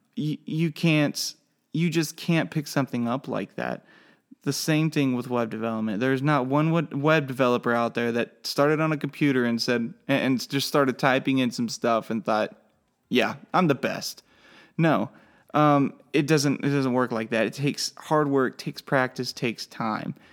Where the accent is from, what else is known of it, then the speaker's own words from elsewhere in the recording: McLoud, Oklahoma, United States; moved away as an adult; now in Harrisonburg, United States; I am from McLeod, Oklahoma